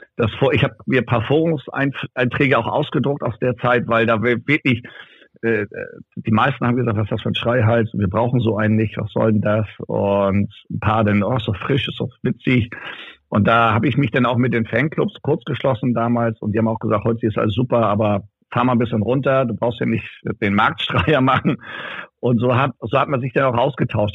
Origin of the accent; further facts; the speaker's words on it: Ramstedt, Schleswig-Holstein, Germany; in Ramstedt bin ich ja geboren und aufgewachsen, das ist ja nebenan